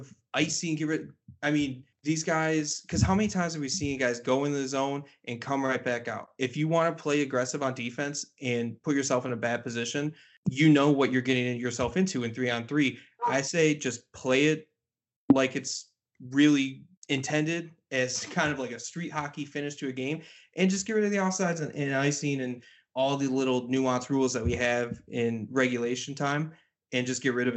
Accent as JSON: {"language": "English", "town": "Detroit", "region": "Michigan", "country": "United States", "tie": "born or raised there", "moved": "yes", "said": "I grew up kind of in the Detroit area for a while as well"}